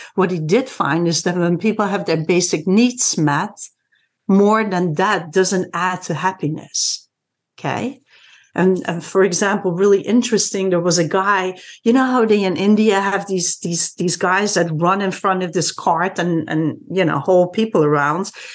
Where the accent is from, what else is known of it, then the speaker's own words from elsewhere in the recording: Netherlands; moved away as an adult; now in Washington, DC area, United States; I'm originally from the Netherlands, but been in this DC area for 26 years here already.